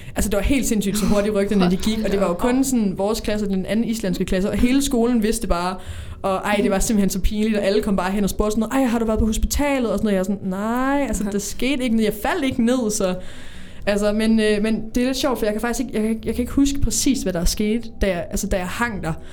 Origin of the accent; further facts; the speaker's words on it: Odense, Southern Denmark, Denmark; Jeg kommer fra Odense